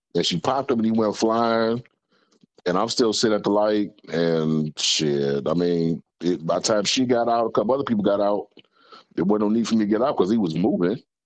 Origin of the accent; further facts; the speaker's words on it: Detroit, Michigan, United States; Finkel and Greenfield.